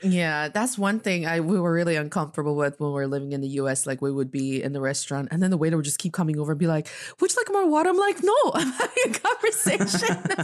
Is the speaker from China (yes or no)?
yes; Northeast China, China; now in Beijing, China; I am from the northeast part of China, and I'm speaking to you from Beijing, China